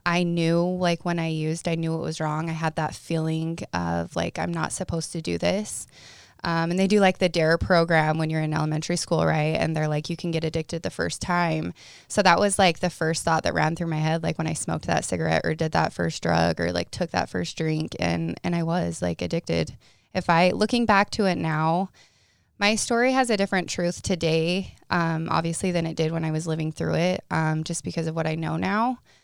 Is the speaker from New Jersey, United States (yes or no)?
no; Paragonah, Utah, United States; I'm from Paragoona, Utah. Like, you sneeze and you miss the town.